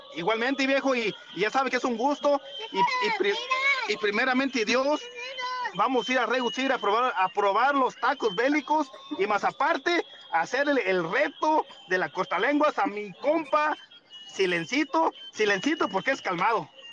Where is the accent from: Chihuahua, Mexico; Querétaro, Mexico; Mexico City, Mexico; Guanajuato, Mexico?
Guanajuato, Mexico; moved away as an adult; now in California, United States; yo soy de Guanajuato, pero ya estoy casi, casi de seis años aquí, aquí en California